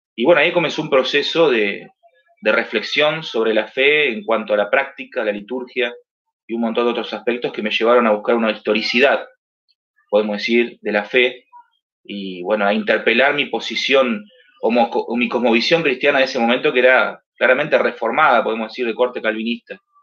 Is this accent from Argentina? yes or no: yes; Mar del Plata, Buenos Aires Province, Argentina; trabajando aquí en, mi ciudad, que es Mar del Plata, donde yo nací